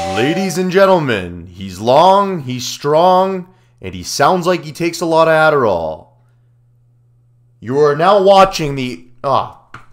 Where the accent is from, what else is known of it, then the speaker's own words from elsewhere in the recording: Ontario, Canada; I grew up in Ontario